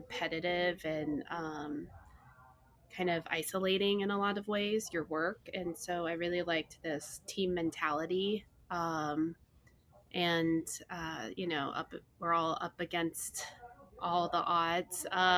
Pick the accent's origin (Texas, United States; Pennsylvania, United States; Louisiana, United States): Texas, United States; I grew up in Texas